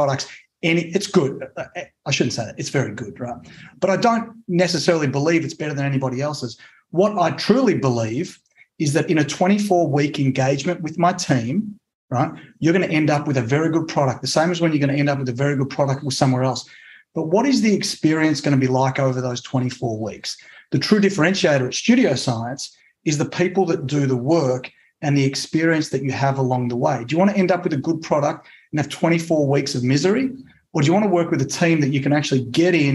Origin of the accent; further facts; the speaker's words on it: Australia; also born or lived in Italy; now in United States; I'm actually an Italian citizen. So I was born in Australia to Italian immigrant parents.